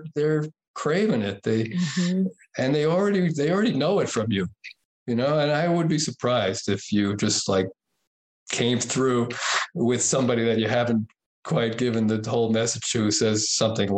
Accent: Lake Tahoe, United States; It's really my hometown

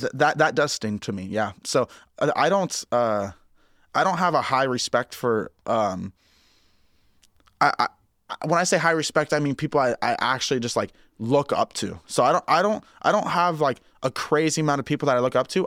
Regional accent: Ocean Park, Washington, United States; moved away; growing up in Ocean Park

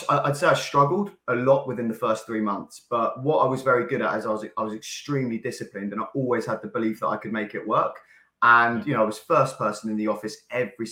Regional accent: Caterham, South East England, United Kingdom; I grew up in Surrey, Caterham area

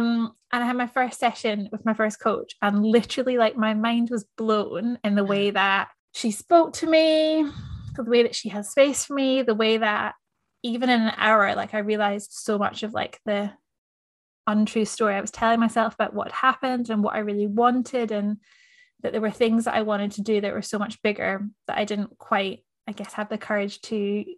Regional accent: Scotland, United Kingdom; also born or lived in New Zealand; now in Melbourne, Australia; I'm a Scottish Kiwi. I've lived in Melbourne for 4 years now.

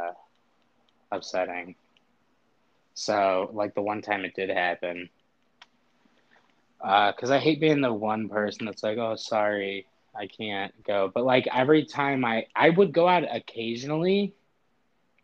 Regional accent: Northwest Indiana, United States; I'm from Northwest Indiana

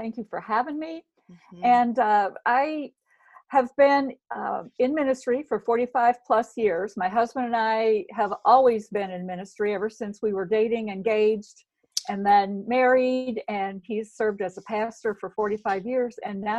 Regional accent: Chicago, Illinois, United States; also born or lived in Arkansas; We live 14 years in Arkansas, so maybe there's a little bit of that, but I'm originally from Chicago, so it's a mix.

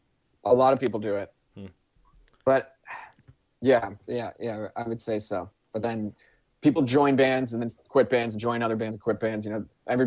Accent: New Jersey, United States; moved away as an adult; I'm from New Jersey.

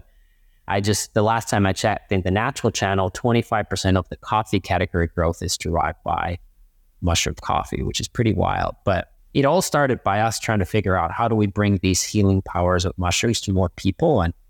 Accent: Finland; And they're also massive where I'm originally from. So I am from Finland, and Northern Europeans and Nordics and Scandinavians have been very mushroom friendly. And same with me, I grew up on a farm

